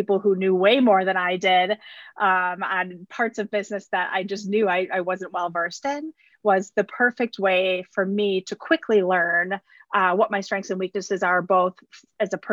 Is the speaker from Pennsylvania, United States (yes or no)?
no; Wisconsin, United States; I was born and raised in Wisconsin.